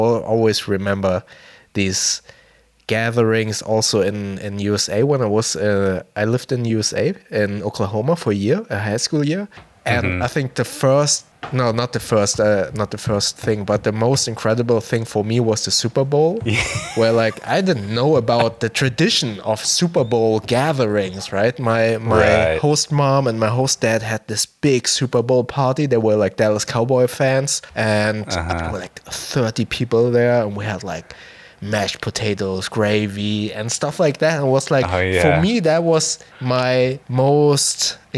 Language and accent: English; Germany; My origins are Indonesian, but being born and raised in Germany